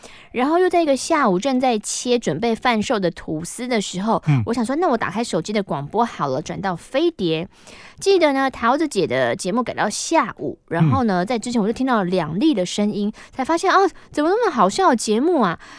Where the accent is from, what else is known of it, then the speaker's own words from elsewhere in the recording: southern Taiwan, Taiwan; 是因为我是南部人，思想比较落后吗？